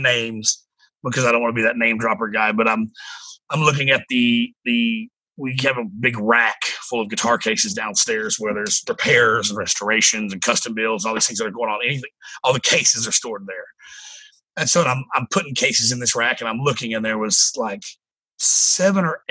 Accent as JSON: {"language": "English", "region": "East Tennessee", "country": "United States", "tie": "born or raised there", "lives_now": "Spring Hill, United States", "said": "growing up in East Tennessee and not having a lot of money"}